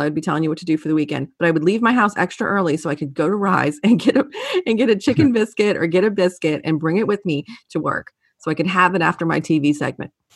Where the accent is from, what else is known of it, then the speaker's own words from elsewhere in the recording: New Orleans, Louisiana, United States; now in North Carolina, United States; growing up in New Orleans